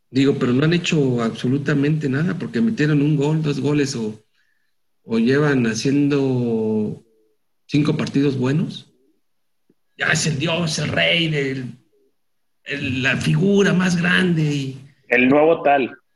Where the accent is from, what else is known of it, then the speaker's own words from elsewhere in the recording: Mexico; como mexicano lo único que quieres es que le vaya bien a tus compatriotas.